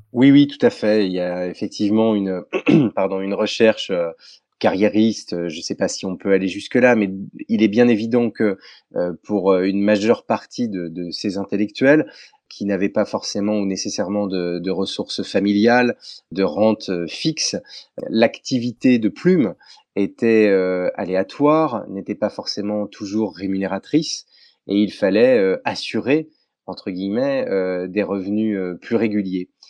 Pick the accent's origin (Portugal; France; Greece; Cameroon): France; chez nous en France